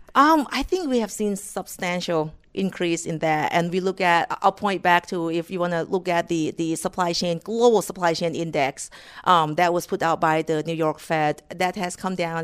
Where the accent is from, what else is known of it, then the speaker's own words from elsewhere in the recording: Thailand; moved away as an adult; now in United States; I was born and raised in Thailand